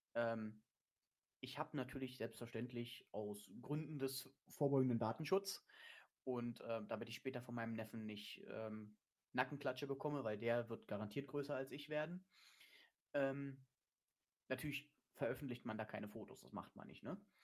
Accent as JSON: {"language": "German", "country": "Germany", "said": "da bin ich Deutscher"}